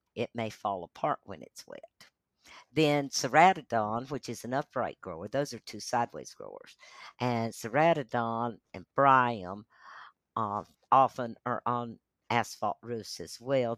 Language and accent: English; Asheville, North Carolina, United States; born or raised there; also born or lived in Charlotte, North Carolina / Atlanta, Georgia / Brevard, North Carolina